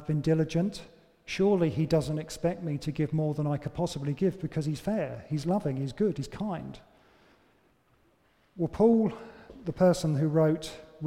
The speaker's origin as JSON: {"language": "English", "country": "United Kingdom", "said": "we're British"}